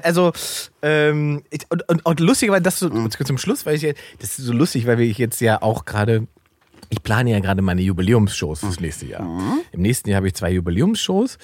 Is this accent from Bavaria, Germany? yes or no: no; Salzwedel, Saxony-Anhalt, Germany; meiner Heimatstadt Salzwedel, da wo ich ursprünglich mhm. herkomme